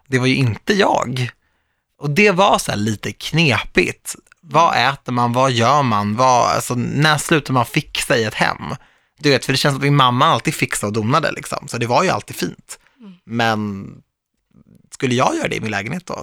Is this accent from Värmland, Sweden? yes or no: no; Stockholm, Stockholm County, Sweden; Jag är ju född och uppvuxen i Stockholm